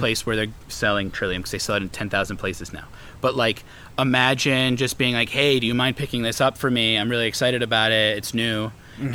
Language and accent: English; New England, United States; we are from New England